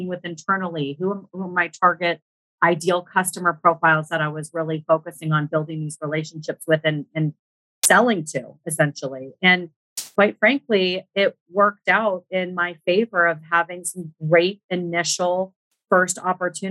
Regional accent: Northern California, United States; I grew up in Northern California

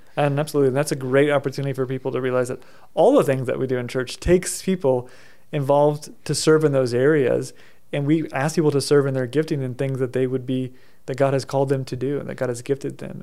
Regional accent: United States; my own experience growing up in America

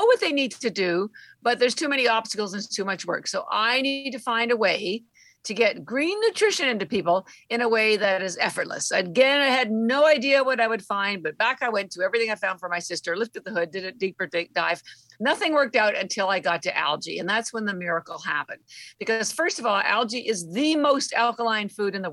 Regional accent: Canada; moved away; I'm Canadian and all my family's still in Canada

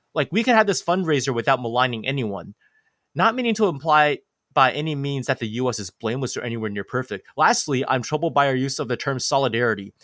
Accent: Taiwan; I'm from Taiwan

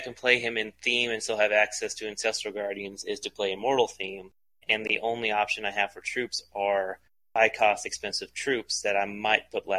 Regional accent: United States; I'm an American

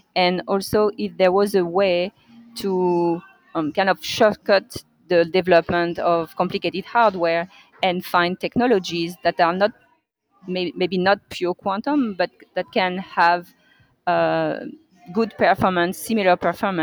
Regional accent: France; moved away as an adult; now in Montreal, Canada; I grew up in France

